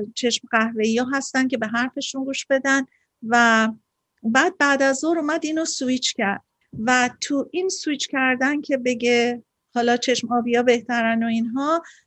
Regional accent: Iran; now in United States; من ایرانیم

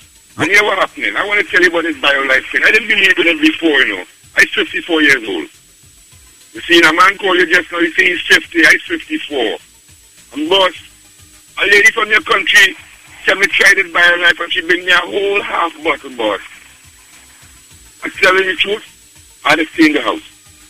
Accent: Trinidad & Tobago; moved away; I'm from Trinidad, boss.

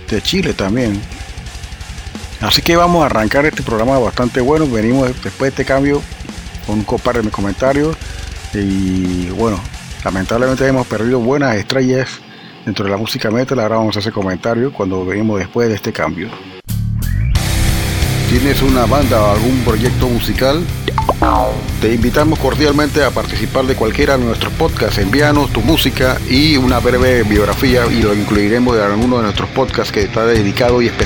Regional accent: Panama; Nosotros no tenemos un acento definido. Eh, a mí me encuentran acento costeño, colombiano, me encuentran acento peruano. Tengo familia en Perú. Este, y bueno, y otros acentos que son más del trópico, del Caribe. Y es una distinción bastante propia del panameño.

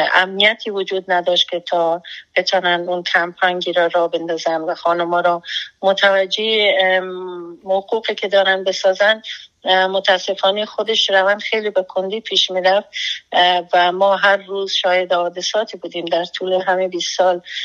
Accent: Afghanistan; moved away as an adult; now in United States; ما بیرون از افغانستان هستیم

